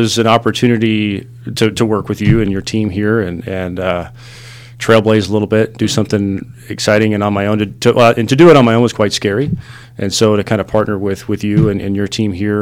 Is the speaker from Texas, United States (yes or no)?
yes; Midland, Texas, United States; I grew up in West Texas in a little town called Midland. I know I don't sound like it. Sometimes